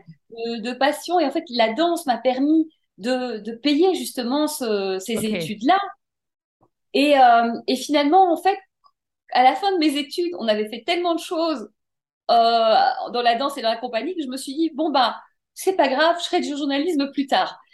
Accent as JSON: {"language": "French", "town": "Brussels", "region": "Brussels-Capital Region", "country": "Belgium", "tie": "born or raised there", "said": "j'ai grandi à Bruxelles"}